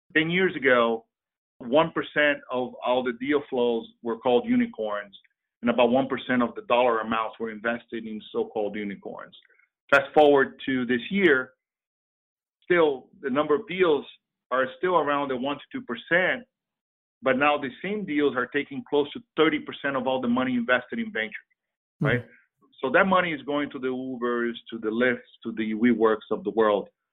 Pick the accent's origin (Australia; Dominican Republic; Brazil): Brazil; now in United States